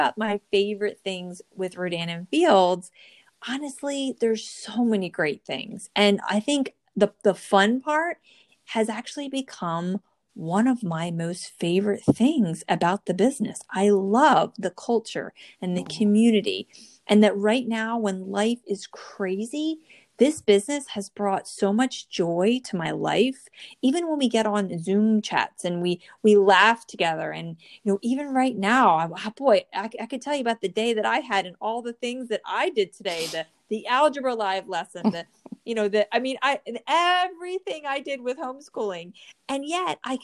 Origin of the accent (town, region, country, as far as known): New Jersey, United States; born or raised there